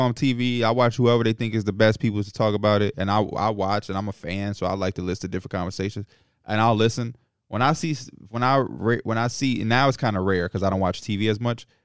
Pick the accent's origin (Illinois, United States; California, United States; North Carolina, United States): Illinois, United States; Chicago; as a Chicagoan who competed against Ja, Jabari Parker